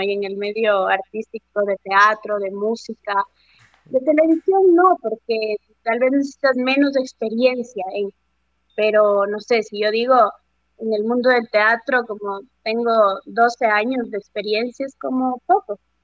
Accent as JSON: {"language": "Spanish", "town": "Riobamba", "region": "Chimborazo", "country": "Ecuador", "moved": "yes", "said": "yo soy de Riobamba"}